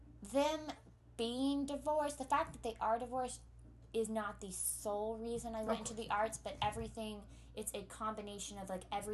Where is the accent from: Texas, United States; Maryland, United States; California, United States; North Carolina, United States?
Texas, United States; also born or lived in Pennsylvania; I'm from Texas where our chief exports are bigotry and ignorance.